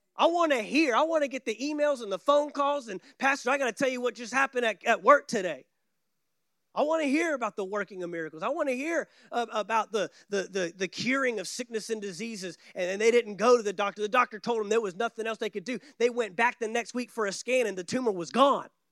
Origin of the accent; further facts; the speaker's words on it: Texas, United States; growing up in Texas